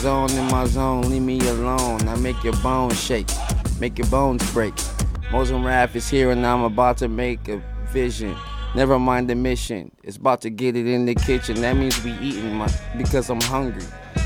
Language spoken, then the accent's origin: English; California, United States; Yeah. I'm from the San Gabriel Valley. You know what I'm saying? I've always moved, so I don't really claim an exact city, but I've always been around Pasadena, Duarte, you know. West Covina area.